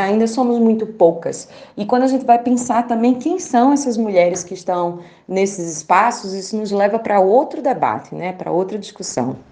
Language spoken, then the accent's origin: Portuguese; Caruaru, Pernambuco, Brazil; moved away as an adult; now in Brasília, Brazil; eu sou do semiárido pernambucano, eu venho de Caruaru, Pernambuco